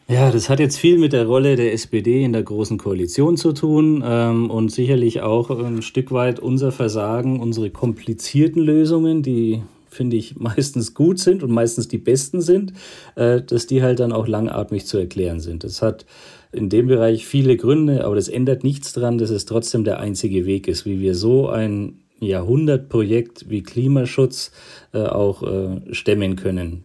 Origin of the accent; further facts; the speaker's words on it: Bavaria, Germany; ich komme ja aus Bayern, einem Flächenland